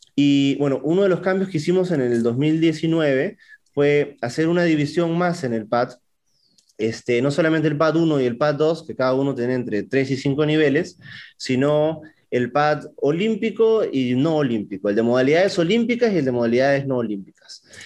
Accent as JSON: {"language": "Spanish", "region": "Huancavelica", "country": "Peru", "said": "soy atleta de Huancabelica"}